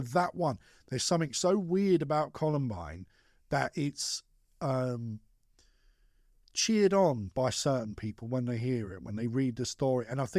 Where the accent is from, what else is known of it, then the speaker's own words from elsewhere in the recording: London, United Kingdom; I love London. I'm from London, right?